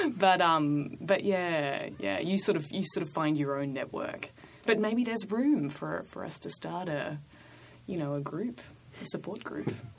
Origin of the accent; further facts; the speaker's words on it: Australia; now in New York, United States; I never work as an Australian in New York